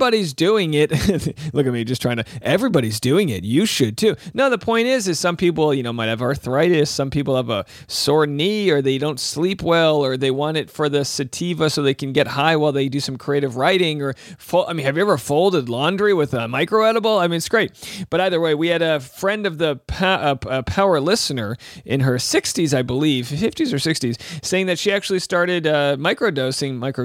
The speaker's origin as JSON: {"language": "English", "region": "Rhode Island", "country": "United States", "moved": "yes", "lives_now": "California, United States", "said": "living in California, wife from Kentucky, I'm from Rhode Island."}